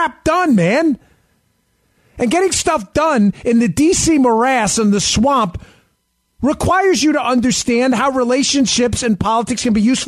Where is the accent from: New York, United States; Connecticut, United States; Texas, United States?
New York, United States; I grew up in New York. I was a cop in New York.